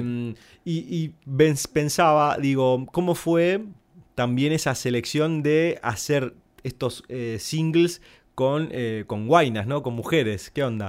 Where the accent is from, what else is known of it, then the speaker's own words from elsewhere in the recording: Corrientes, Argentina; que soy correntino